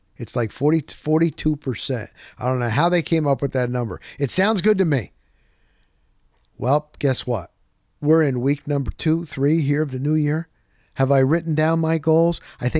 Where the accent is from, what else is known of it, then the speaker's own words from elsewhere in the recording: Tampa, Florida, United States; I'm from Tampa.